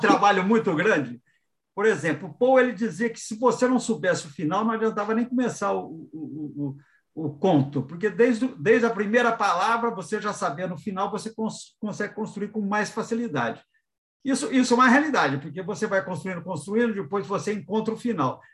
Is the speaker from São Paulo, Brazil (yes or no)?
yes; Águas da Prata, São Paulo, Brazil; now in São Paulo, Brazil; eu moro em São Paulo, mas sou de lá